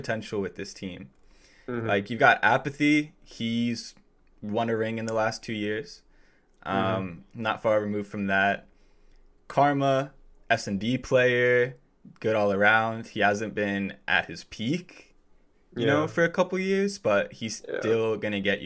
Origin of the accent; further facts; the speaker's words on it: New Jersey, United States; now in Connecticut, United States; I'm from New Jersey and living in Connecticut at the moment